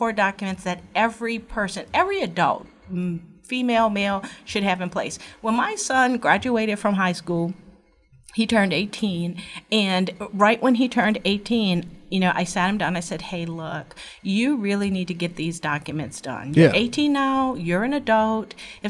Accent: New Orleans, Louisiana, United States; I am from New Orleans originally and graduated from LSU Paul M. Hebert Law Center and worked at Southeast Louisiana Legal Services for 12 years in New Orleans doing poverty law.

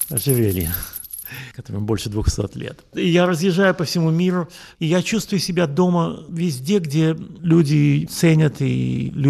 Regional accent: Russia; moved away as an adult; also born or lived in Latvia / Israel; now in Europe; Я родился в Латвии, я учился в Петербурге и в Москве, в России вырос. Потом я эмигрировал в Израиль. Живу я в Европе уже больше 30 лет.

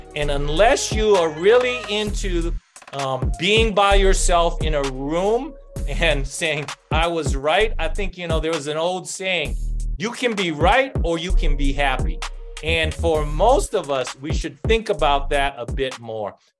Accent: Oahu, Hawaii, United States; now in New Mexico, United States; I grew up um, in a public housing, um, one of the rougher ones in um, Oahu

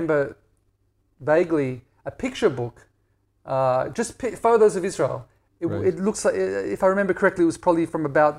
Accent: Perth, Western Australia, Australia; So living in Perth was idyll

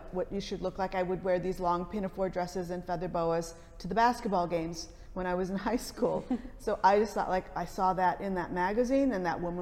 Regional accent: Detroit, Michigan, United States; growing up in Detroit

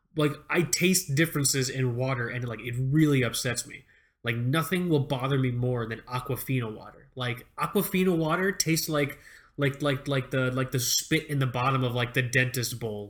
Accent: Fort Lauderdale, Florida, United States; moved away; I grew up in Fort Lauderdale, South Florida

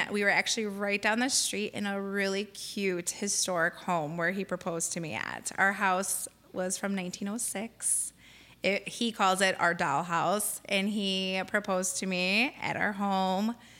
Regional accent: Lansing, Illinois, United States; moved away as an adult; now in Crown Point, United States; my husband and I actually both grew up in Lansing.

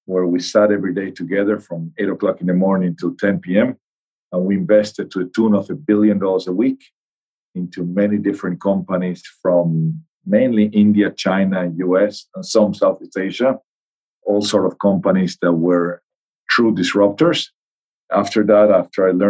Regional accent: La Paz, Bolivia; moved away as an adult; now in United States; I'm from Bolivia. I went to high school in Bolivia, and then I came to the US to study

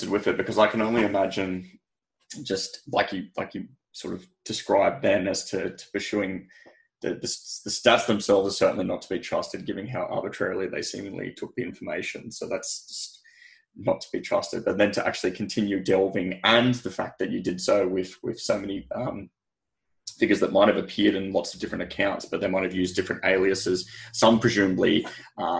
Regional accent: Sydney, New South Wales, Australia; I hail from Sydney. I'm in Sydney right now

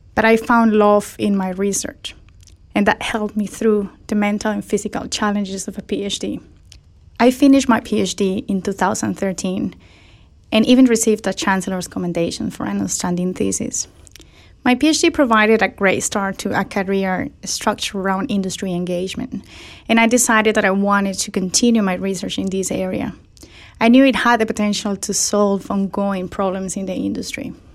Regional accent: Colombia; in my home country

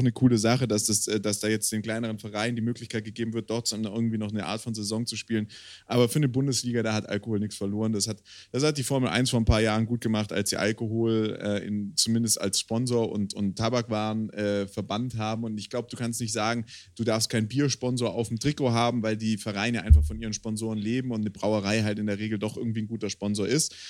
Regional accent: Swabia, Germany; now in Bavaria, Germany; als Bayer, also als in Bayer lebender Schwabe

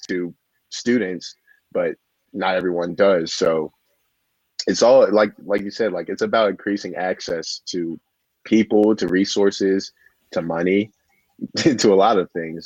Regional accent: Maryland, United States; growing up in Maryland

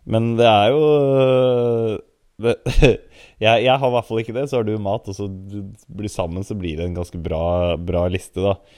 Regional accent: Oslo, Norway; jeg kommer fra Grorud, så en multietnisk samfunn

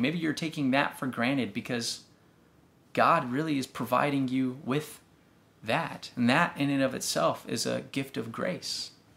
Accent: Texas, United States; growing up in Texas

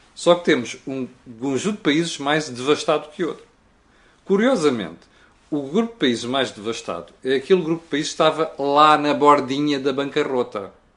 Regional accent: Portugal

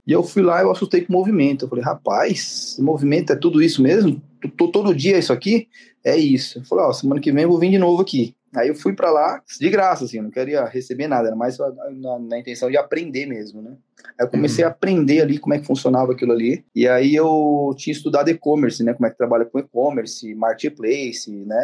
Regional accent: Marília, São Paulo, Brazil; now in São Paulo, Brazil; depois eu fui para Marília, fiquei lá até meus 13

